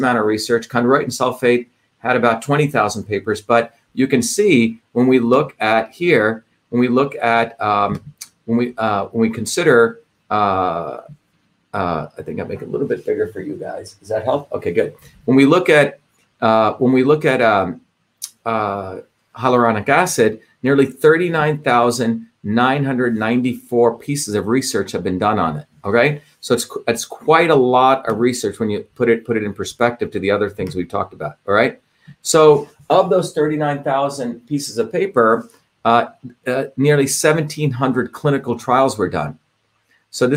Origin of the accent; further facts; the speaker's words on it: India; moved away; as a child growing up in India